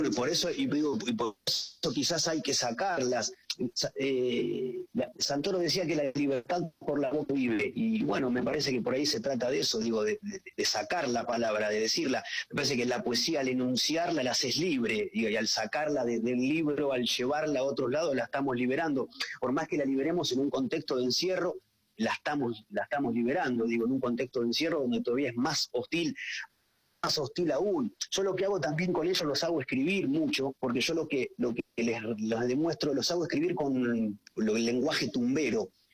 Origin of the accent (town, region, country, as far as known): Junín, Buenos Aires Province, Argentina; also born or lived in Chacabuco